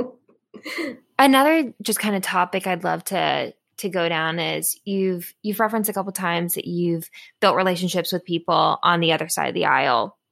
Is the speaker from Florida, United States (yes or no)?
yes; Florida, United States; now in Washington, D.C., United States; I'm from Florida.